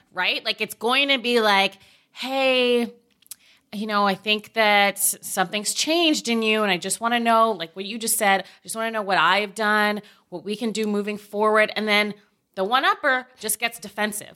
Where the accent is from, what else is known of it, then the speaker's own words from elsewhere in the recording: Oakville, Ontario, Canada; moved away; I grew up in Oakville, Ontario